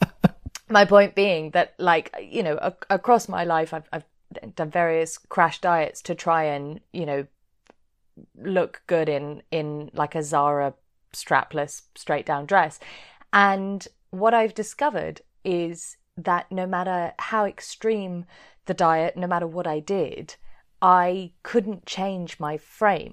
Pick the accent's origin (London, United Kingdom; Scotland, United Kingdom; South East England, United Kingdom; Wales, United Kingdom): London, United Kingdom; I'm from Chiswick